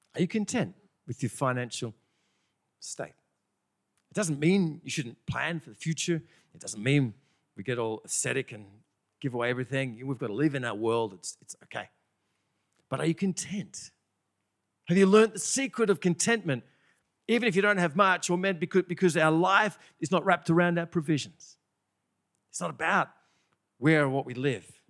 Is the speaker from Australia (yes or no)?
yes; Bathurst, New South Wales, Australia; moved away; also born or lived in Sydney, Australia; I'm from Bathurst